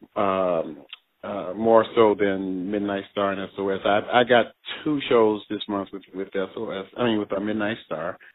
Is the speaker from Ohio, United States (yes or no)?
yes; Cleveland, Ohio, United States; I'm from Cleveland, Ohio